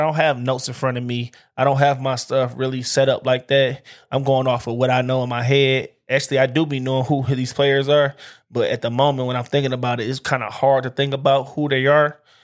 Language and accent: English; Detroit, Michigan, United States; I'm from Detroit